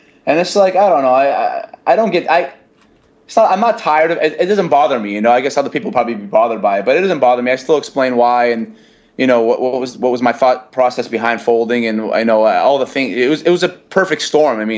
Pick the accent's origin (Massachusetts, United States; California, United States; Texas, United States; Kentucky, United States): Massachusetts, United States; Brockton; accent: Boston; growing up in the Northeast